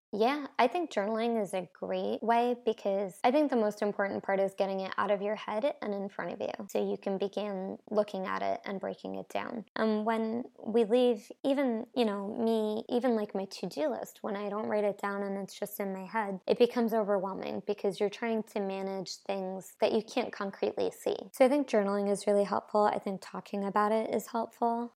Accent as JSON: {"language": "English", "region": "New Jersey", "country": "United States", "tie": "born or raised there", "also_born_or_lived": "Brooklyn, New York", "moved": "as an adult", "lives_now": "Nashville, United States", "said": "I grew up in New Jersey, and I've been living in New York and Brooklyn for the last six years"}